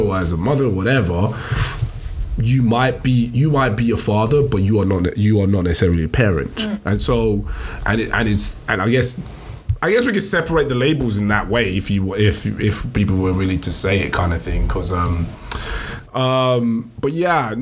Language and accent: English; Essex, East of England, United Kingdom; also born or lived in Nigeria; now in London, United Kingdom; I would like to say I'm Essex